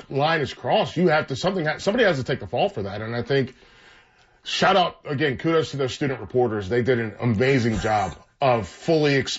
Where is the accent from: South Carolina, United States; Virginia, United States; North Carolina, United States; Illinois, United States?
North Carolina, United States; we're all from North Carolina, most of us at least at the school